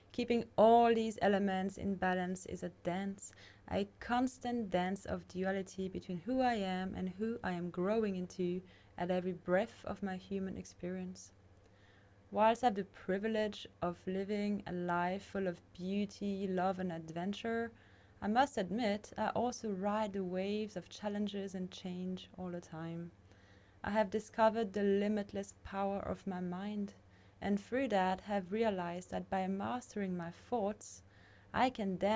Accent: Mauritius; moved away; also born or lived in France / Indonesia / Australia / Canada; I was born in France and I grew up on different islands like Mauritius and Bali and also Australia. I've also lived in Canada, I've traveled the world to study, meet people, learn, grow, and discover my potential in this lifetime.

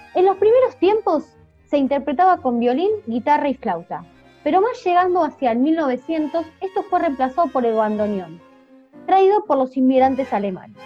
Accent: Argentina; la diversidad cultural que nos caracteriza como argentinos

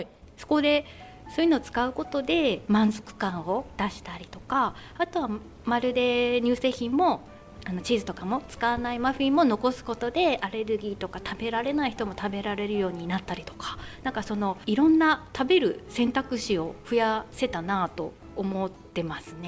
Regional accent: Kushiro, Hokkaido, Japan; moved away as an adult; also born or lived in Lake Shikotsu, Chitose; now in Chitose, Japan; 道東の釧路の出身です

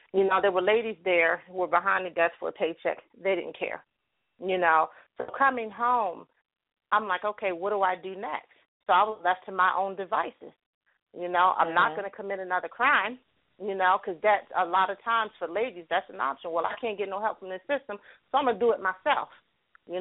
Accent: New Jersey, United States; moved away as an adult; now in Pittsburgh, United States; I am originally from New Jersey, and I now live in Pittsburgh, Pennsylvania

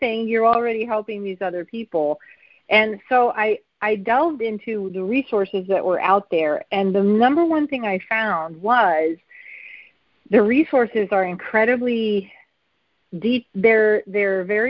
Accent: New York, United States; moved away; I'm from New York originally

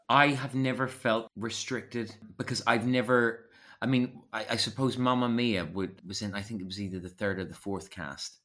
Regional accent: Belfast, Northern Ireland, United Kingdom; moved away as an adult; also born or lived in Epsom / London; I grew up in Belfast doing lots of youth theatre

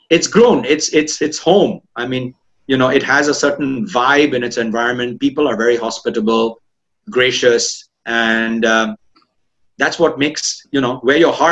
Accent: India; moved away as an adult; now in Malaysia; I'm originally Indian, uh, a mix between Northern Indian and Eastern Indian, so to speak.

